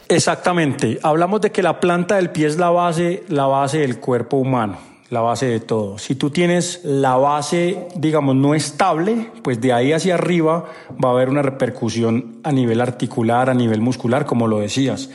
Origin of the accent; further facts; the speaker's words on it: Paipa, Boyacá, Colombia; moved away as an adult; now in Antioquia, Colombia; Yo vivo en Antioquia, pero soy de Paipa, Boyacá. Llevo viviendo en Antioquia 18 años